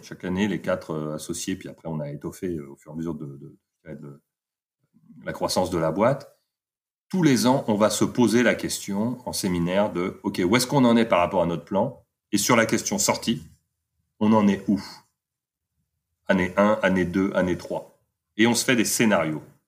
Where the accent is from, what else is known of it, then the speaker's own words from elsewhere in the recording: Paris, Île-de-France, France; moved away as an adult; also born or lived in London; je suis parisien d'origine